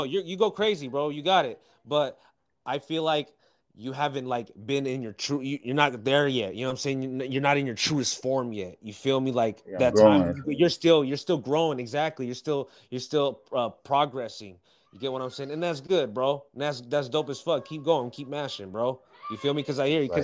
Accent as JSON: {"language": "English", "region": "West Coast", "country": "United States", "also_born_or_lived": "Bay Area, Northern California", "said": "I'm from the West Coast"}